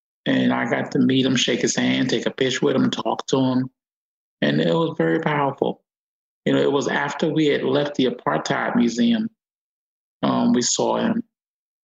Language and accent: English; Newark, New Jersey, United States; also born or lived in Brixton, London; I had original Italian food growing up in Newark my whole life